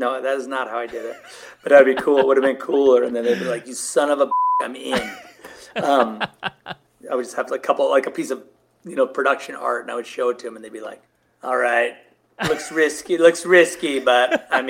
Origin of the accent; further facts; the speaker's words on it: Southern California, United States; I'm from Southern California